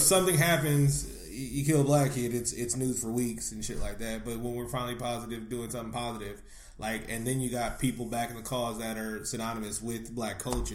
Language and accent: English; Bay Area, California, United States; I'm not even from Northern California. I'm from the Bay Area